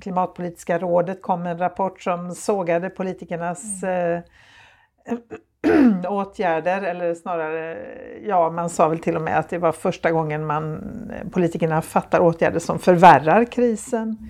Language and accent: Swedish; Gothenburg, Västra Götaland, Sweden; för mig som göteborgare